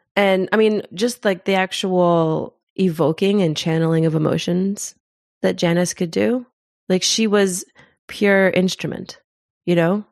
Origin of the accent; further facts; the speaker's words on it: Kentucky, United States; moved away as an adult; also born or lived in Zimbabwe; now in New Zealand; I grew up in Kentucky